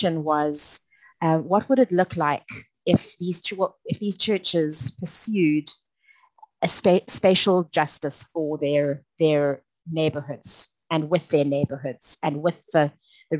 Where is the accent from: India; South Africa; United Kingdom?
South Africa; I've had a long journey as a South African